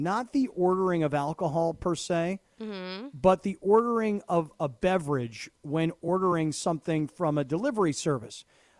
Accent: California, United States; I'm from California.

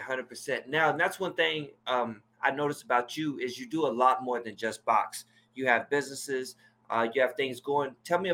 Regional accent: Dallas, Texas, United States; I'm from D-Town.

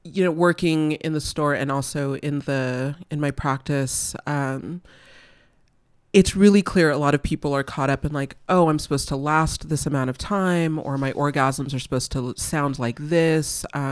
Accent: California, United States; I mean, I'm a Valley girl. Like, I grew up in the Valley. I went to UC Santa Barbara.

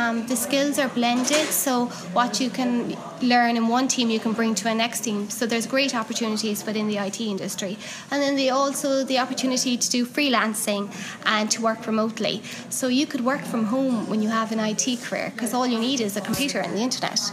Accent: Cork, Munster, Ireland; now in Galway, Ireland; I'm from Cork, so um, I'm occasionally down in Cork

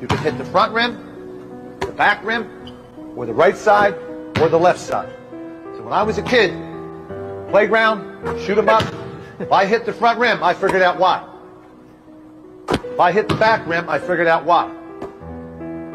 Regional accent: Philadelphia, Pennsylvania, United States; I grew up in West Philly

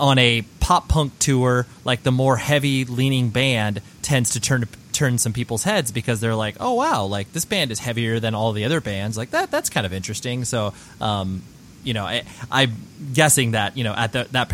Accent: Southern California, United States; born and raised in Southern California

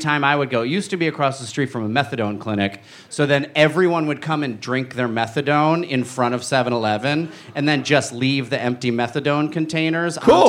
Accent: New Jersey, United States; I'm from Jersey. I say Utz.

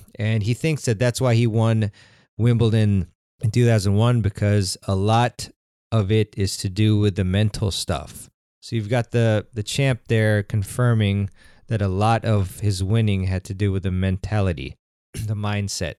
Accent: United States; I'm American

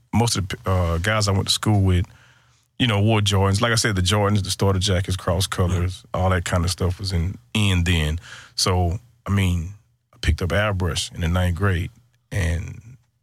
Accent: Houston, Texas, United States; I'm from Houston, Texas. And inside Houston, Texas, a small part of town called Cashmere Gardens

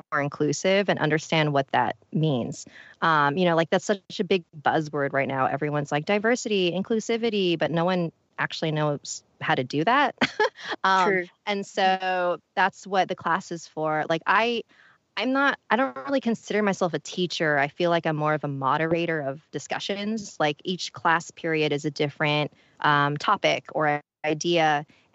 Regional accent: Philippines; I'm Filipino

